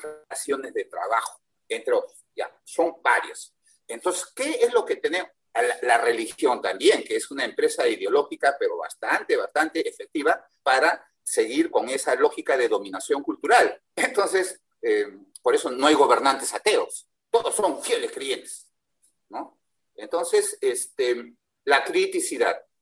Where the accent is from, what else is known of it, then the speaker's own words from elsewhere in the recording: Peru; Yo soy peruano